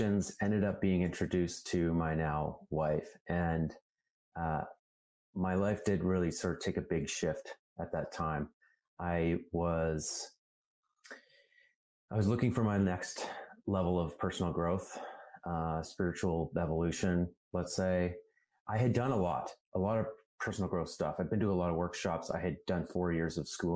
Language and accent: English; Calgary, Alberta, Canada; I grew up in Calgary, Alberta, which is like the Texas of Canada